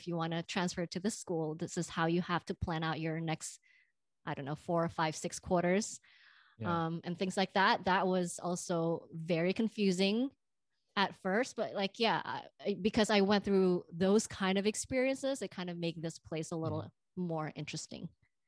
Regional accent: Indonesia; now in United States; You know, I'm from the Bay Area, but I'm originally from Indonesia.

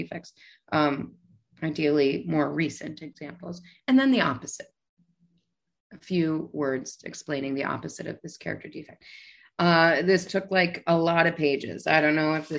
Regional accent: New York City, New York, United States; I'm a New Yorker. I'm in New York City

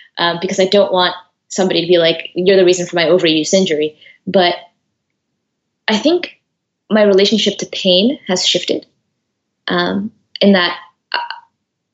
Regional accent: United States; I was born in America. I'm first generation. My parents were born in Eritrea.

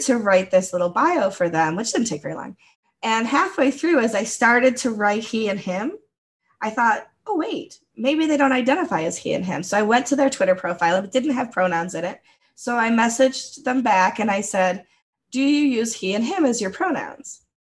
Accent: United States; first language English; English is my first language and I grew up in the United States

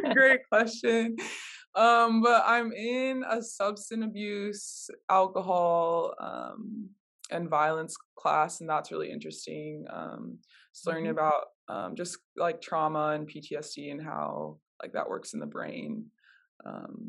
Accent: Minnesota, United States; I grew up in Minnesota, with my mom, and then I have two brothers

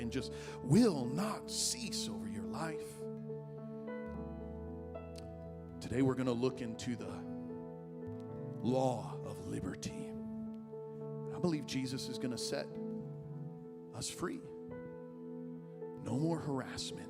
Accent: Illinois, United States; moved away as an adult; also born or lived in Dallas; I was driving home from Dallas, where I was in school, to my hometown in Illinois

